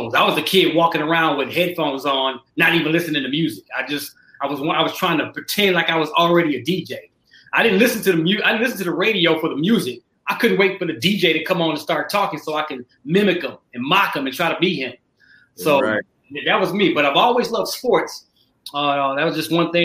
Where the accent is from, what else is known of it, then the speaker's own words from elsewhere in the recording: Dallas, Texas, United States; also born or lived in Detroit, Michigan; Born in Detroit, raised in Dallas